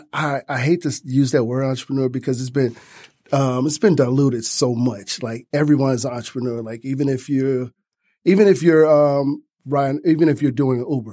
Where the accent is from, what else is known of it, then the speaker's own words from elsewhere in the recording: Detroit, Michigan, United States; Growing up on East Side Detroit